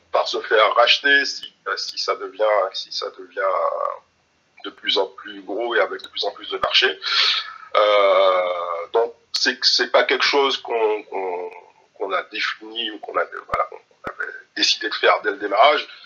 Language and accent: French; Antilles, France; Donc, je suis originaire des Antilles